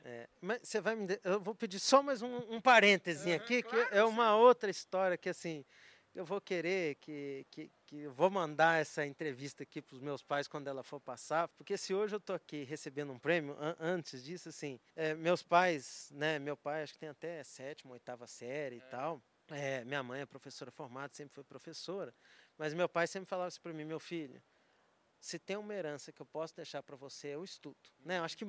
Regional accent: Conselheiro Lafaiete, Minas Gerais, Brazil; accent: mineiro; Eu sou mineiro, nascido na cidade é, do interior de Minas, chama Conselheiro Lafayette

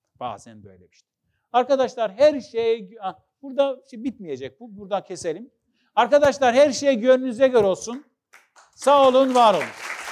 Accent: Trabzon, Turkey; Ben Trabzonluyum.

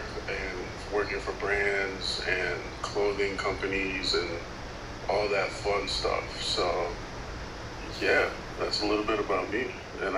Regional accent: Chicago, Illinois, United States; I'm from Chicago.

